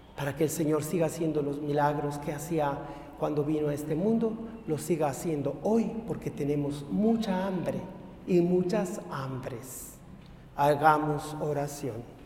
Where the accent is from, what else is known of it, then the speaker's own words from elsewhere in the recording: Ario de Rosales, Michoacán, Mexico; moved away; mi pueblo, Ario de Rosales